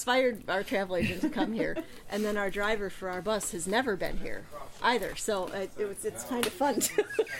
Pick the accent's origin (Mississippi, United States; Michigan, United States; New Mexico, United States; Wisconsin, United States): Wisconsin, United States; Madison; I am from Madison, Wisconsin.